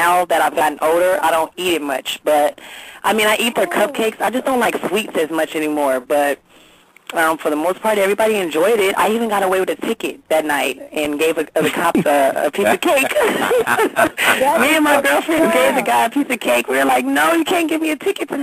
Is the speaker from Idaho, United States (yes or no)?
no; Long Beach, California, United States; I'm from Long Beach, California, born and raised.